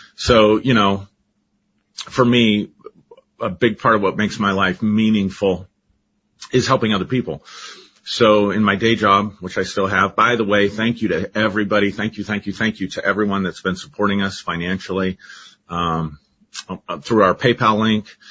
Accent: Colorado, United States; I grew up in Colorado, lived here my entire life

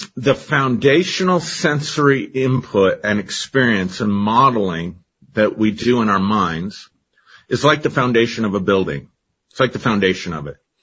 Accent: Colorado, United States; I grew up in Colorado, lived here my entire life

